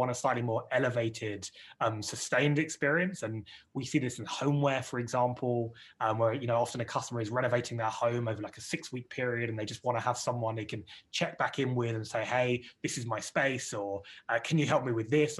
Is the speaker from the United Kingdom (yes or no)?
yes; United Kingdom; accent: British; you can tell my British accent, guys, that we got started here in the UK